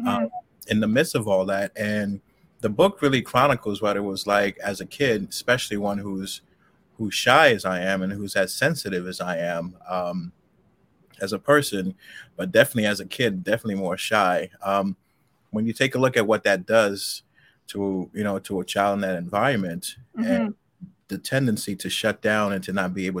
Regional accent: New York City, New York, United States; also born or lived in Haiti; I was born in Haiti, but I grew up, you know, about nine till I was about nine, and then I came to the States and I lived in Jamaica, Queens

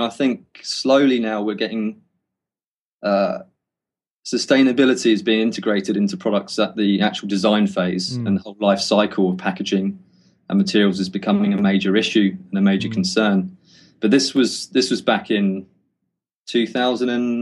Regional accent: Cornwall, South West England, United Kingdom; moved away as an adult; now in Wellington, New Zealand; I was from Cornwall, which is, you know, there wasn't much work around

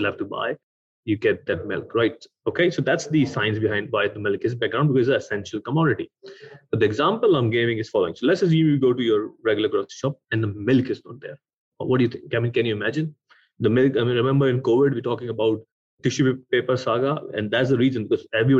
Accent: Pakistan; moved away as an adult; also born or lived in Sweden / United Kingdom; I was born in Pakistan

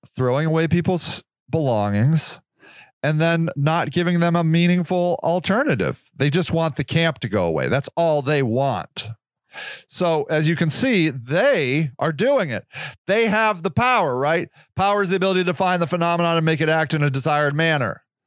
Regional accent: United States; I am an American born, American raised human being

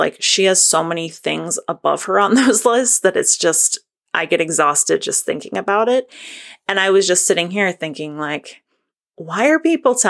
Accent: Northern New England, United States; I'm from Northern New England

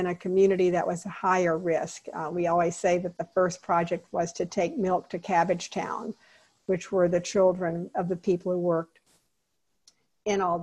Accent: Jacksonville, Florida, United States; Grew up in Jacksonville, Florida, Ortega

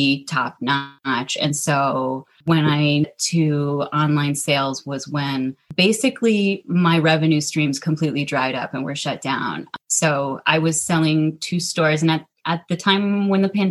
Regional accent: Minnesota, United States; I'm born and raised in Minnesota. I've actually only lived in Minnesota

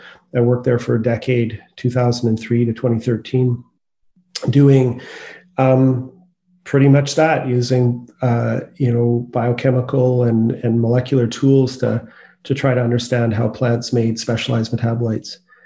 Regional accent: Courtenay, British Columbia, Canada; also born or lived in Victoria; now in Vancouver, Canada; I grew up on Vancouver Island I was born in Victoria and I lived in a sort of smaller community on the east coast of Anchor Island called Courtney.

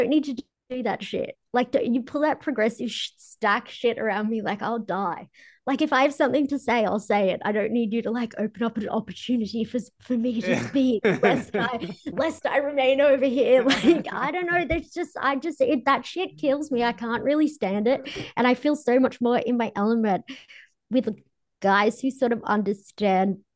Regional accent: Australia; I'm Aussie. We're Irish

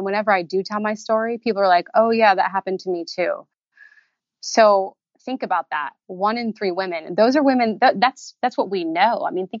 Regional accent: Indiana, United States; now in Southern California, United States; You know, I came from Indiana and now here I am in Southern California.

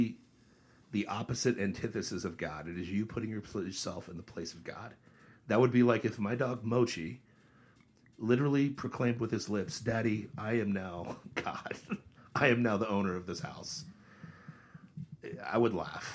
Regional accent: Ohio, United States; I grew up in Ohio

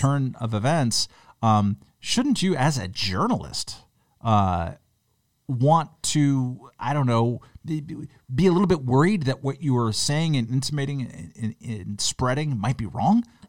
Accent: Long Beach, California, United States; When I was growing up in Long Beach, California

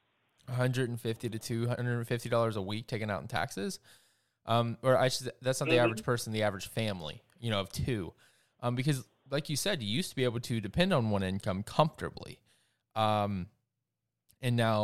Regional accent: South Georgia, United States; I grew up in South Georgia

